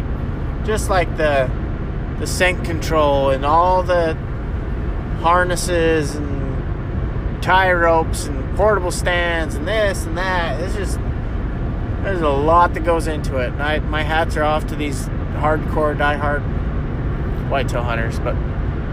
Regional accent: Utah, United States; I'm from Utah, where you could jump across most of the rivers

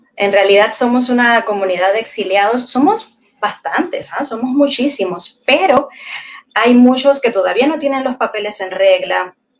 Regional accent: Cuba; moved away as an adult; now in Peru; Yo en realidad me enamoro en Cuba, me enamoro en Cuba de un peruano, me caso allá

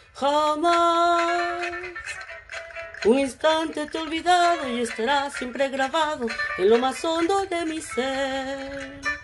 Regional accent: Callao, Peru; moved away as an adult; now in Canada; Me fui de Perú, pero nunca me olvidé de mi Perú querido y especialmente de mi Callao querido

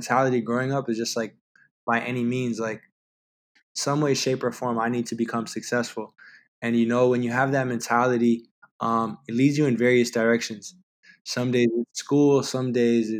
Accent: Toronto, Ontario, Canada; I've been downtown Toronto my whole life. I mean, growing up in the Regent Park area

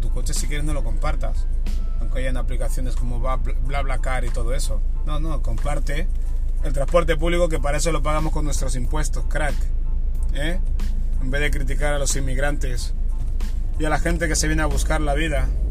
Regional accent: Barcelona, Catalonia, Spain; moved away as an adult; now in Terrassa, Spain; yo me he ido a vivir a, otra ciudad que no es mi casa, en Terrassa, yo soy de Barcelona

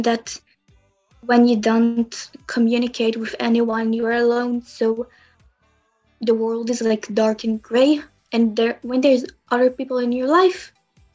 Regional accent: Israel; I'm from Israel

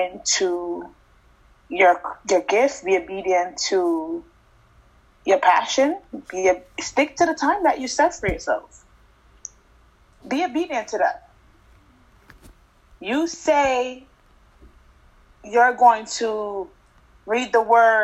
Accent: Jamaica; now in United States; I grew up in Jamaica with my grandma, grandparents

